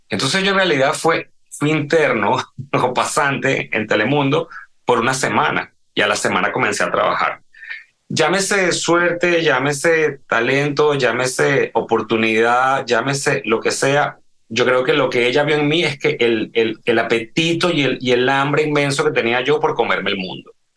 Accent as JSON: {"language": "Spanish", "country": "Venezuela", "tie": "born or raised there", "moved": "yes", "said": "yo crecí en la Venezuela de los 80"}